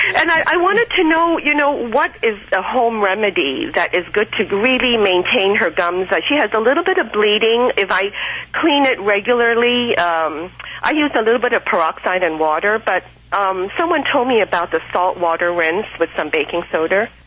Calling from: Torrance, California, United States; I'm calling from Torrance, uh, La- California

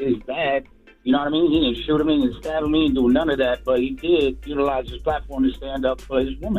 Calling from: Hoboken, New Jersey, United States; I'm calling from Hoboken, New Jersey.

